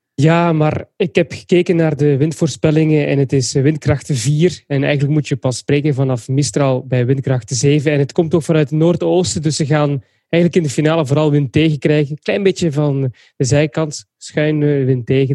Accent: Belgium; als Belg

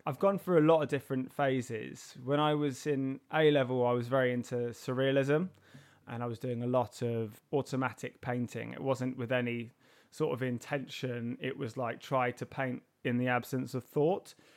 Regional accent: London, United Kingdom; I was born and raised in Herne Hill

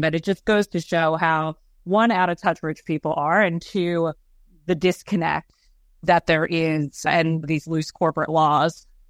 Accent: Australia; moved away; I grew up in Australia

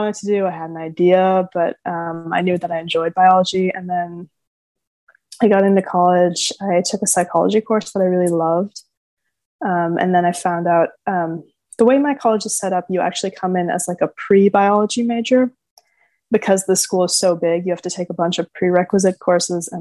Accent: California, United States; also born or lived in Santa Barbara, California; I'm from California.

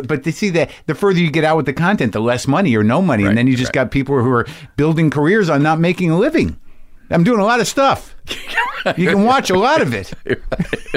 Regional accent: New Mexico, United States; I grew up in New Mexico

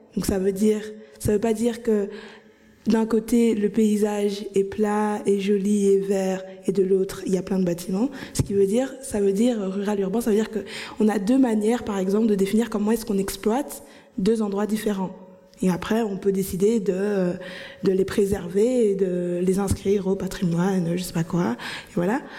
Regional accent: Anderlecht, Brussels-Capital Region, Belgium; Bruxelles, je dirais par exemple euh, Anderlecht, là où j'ai grandi

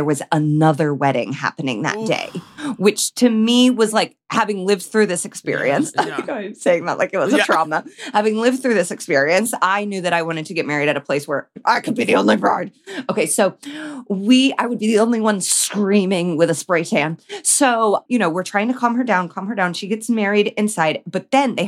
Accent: Indiana, United States; we're from Indiana.

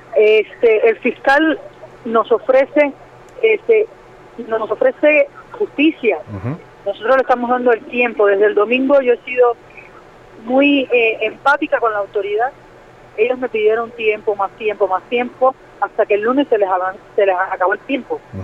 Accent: Cuba; moved away as an adult; now in Mexico; me crié en Cuba

